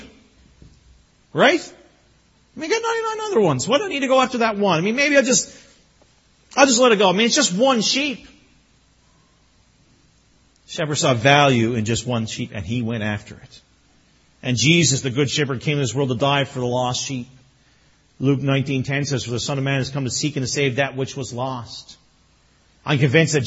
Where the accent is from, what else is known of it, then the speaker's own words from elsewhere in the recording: Newfoundland and Labrador, Canada; growing up in Newfoundland